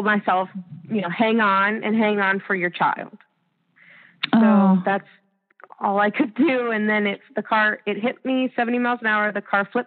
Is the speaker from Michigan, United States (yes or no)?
no; Ohio, United States; now in Orlando, United States; I've been here about 10 years, and I grew up in Ohio